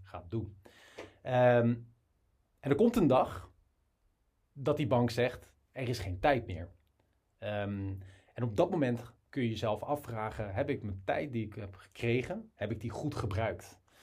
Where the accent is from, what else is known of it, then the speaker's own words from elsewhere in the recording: Rotterdam, South Holland, Netherlands; ik kom uit Rotterdam.